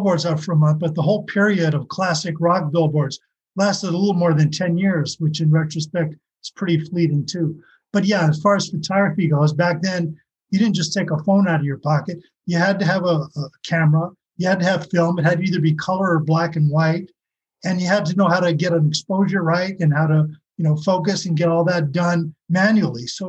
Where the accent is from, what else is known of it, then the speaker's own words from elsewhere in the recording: West Hollywood, California, United States; I grew up sort of in the West Hollywood neighborhood